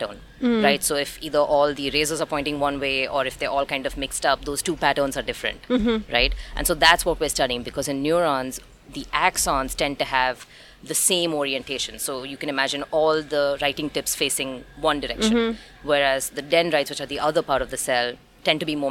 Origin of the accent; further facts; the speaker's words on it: Mumbai, Maharashtra, India; moved away as an adult; now in Philadelphia, United States; I'm from Mumbai, so yeah. I've never really lived outside of a city.